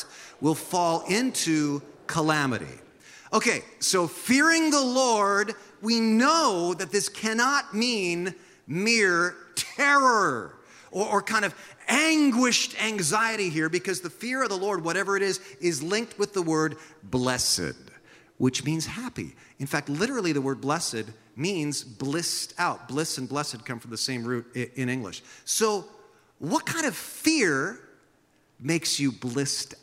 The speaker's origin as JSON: {"language": "English", "town": "San Jose", "region": "California", "country": "United States", "tie": "born or raised there", "moved": "yes", "lives_now": "Santa Cruz, United States", "said": "I remember growing up in San Jose"}